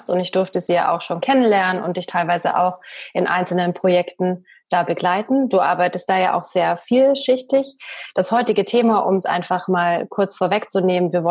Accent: Bavaria, Germany; accent: Bavarian; Sonst müsste ich hier immer noch mit einem bayerischen Dialekt ähm, sprechen. Ich meine, ich, ich liebe meinen Dialekt.

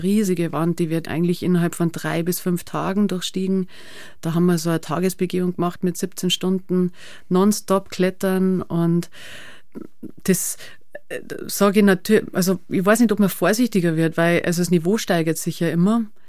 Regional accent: Schneibsteinhaus, Bavaria, Germany; Ich bin da aufgewachsen

